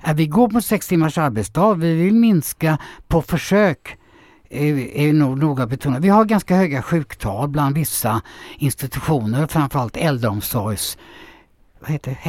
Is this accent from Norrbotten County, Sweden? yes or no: no; Gothenburg, Västra Götaland, Sweden; born or raised there; moved away as an adult; now in Björkö, Sweden